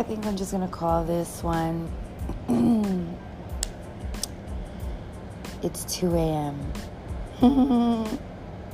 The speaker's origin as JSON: {"language": "English", "region": "New York", "country": "United States", "said": "being a New Yorker"}